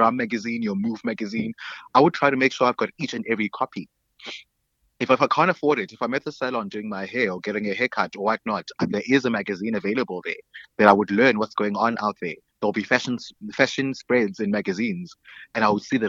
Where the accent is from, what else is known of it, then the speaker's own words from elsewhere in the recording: Alice, Eastern Cape, South Africa; also born or lived in East London / Queenstown; now in Cape Town, South Africa; grew up in a small town called Alice, aka Etikeni